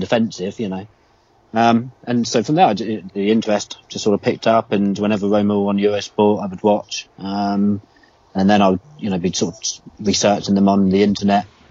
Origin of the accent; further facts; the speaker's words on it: United Kingdom; being a Brit and especially like a kid